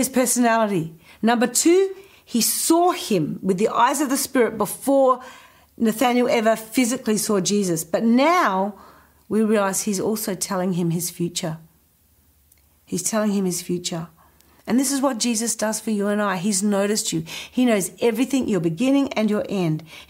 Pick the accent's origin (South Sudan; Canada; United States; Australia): Australia; Adelaide, South Australia; moved away; also born or lived in Indonesia; growing up in Adelaide. He saw me move to Indonesia.